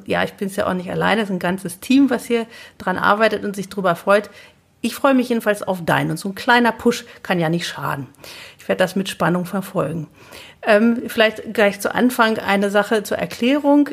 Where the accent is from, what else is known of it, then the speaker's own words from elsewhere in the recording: Lower Saxony, Germany; Wir sind nämlich beide gebürtige Niedersachsen.